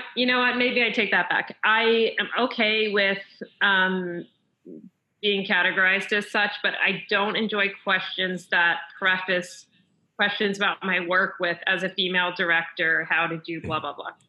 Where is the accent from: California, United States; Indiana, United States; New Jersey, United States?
New Jersey, United States; Chatham; also born or lived in Montreal, Canada; I grew up in Chatham, New Jersey, which is North Jersey.